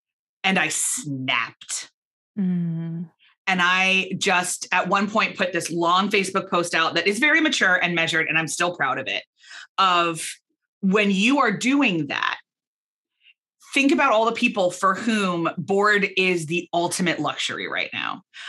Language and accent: English; Belfast, Northern Ireland, United Kingdom; moved away as an adult; now in Philadelphia, United States; But we emigrated from Northern Ireland to Philadelphia, from Belfast to Philadelphia, and I took a position in my family company.